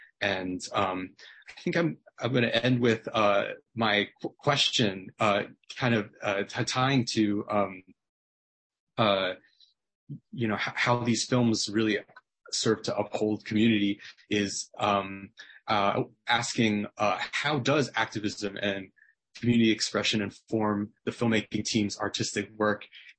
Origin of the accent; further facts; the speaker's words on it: United States; even though I'm not Korean, I'm Taiwanese American